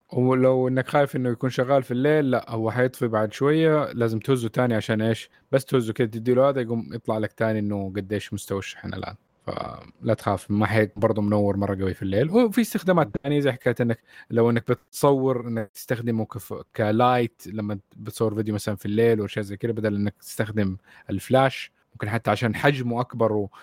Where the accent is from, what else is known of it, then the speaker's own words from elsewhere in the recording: Saudi Arabia; لينا كسعوديين